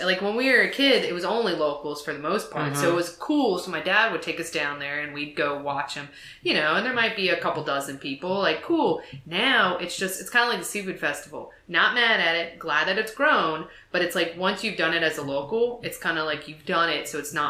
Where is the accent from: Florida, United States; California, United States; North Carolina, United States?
North Carolina, United States; New Bern; Yeah, I grew up in New Bern, but we've always lived in Beaufort every summer since, like, 1991.